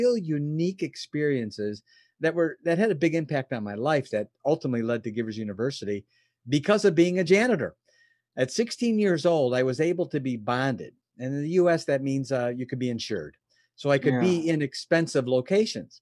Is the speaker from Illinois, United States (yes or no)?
yes; Oak Brook, Illinois, United States; I was born in from the United States, and a place called Chicago, and actually the suburb of Chicago is called Oak Brook